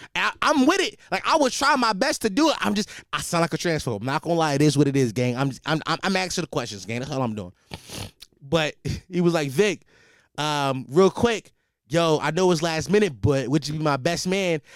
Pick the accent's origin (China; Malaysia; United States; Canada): United States; Philadelphia, Pennsylvania; as a Philadelphian